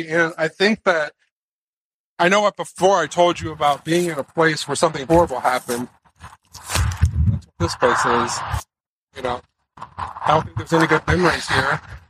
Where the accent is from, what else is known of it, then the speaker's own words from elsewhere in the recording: Indiana, United States; I'm from Indiana, I see truckers on the side of the road all the time.